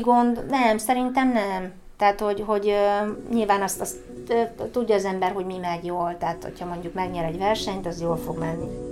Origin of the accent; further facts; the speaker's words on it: Hungary